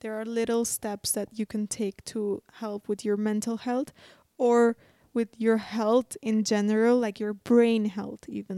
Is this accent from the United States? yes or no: no; Armenia